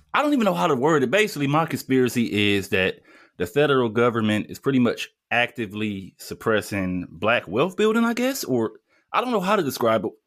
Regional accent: Detroit, Michigan, United States; I grew up in Detroit

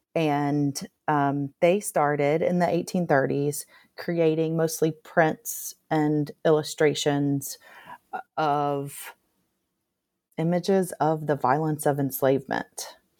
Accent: Nashville, Tennessee, United States; moved away as an adult; now in Tuscaloosa, United States; growing up in Nashville, Tennessee

